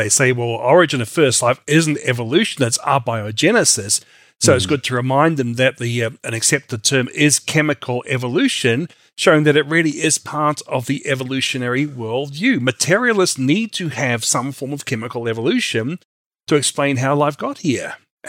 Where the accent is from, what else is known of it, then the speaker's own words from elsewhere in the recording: Australia; also born or lived in New Zealand; now in United States; although I'm originally from Australia and New Zealand.